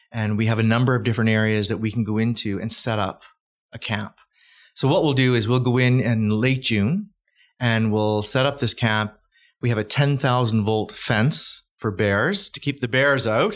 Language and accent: English; Calgary, Alberta, Canada; I'm from Calgary